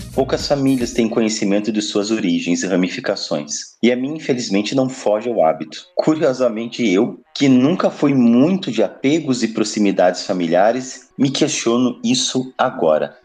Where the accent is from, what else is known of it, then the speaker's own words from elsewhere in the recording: Passo Fundo, Rio Grande do Sul, Brazil; ido embora de Passo Fundo, né? Que eu sou gaúcho